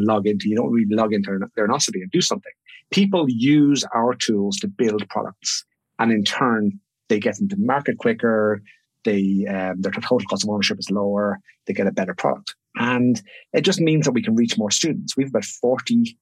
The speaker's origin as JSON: {"language": "English", "country": "Ireland", "moved": "as an adult", "lives_now": "Sydney, Australia"}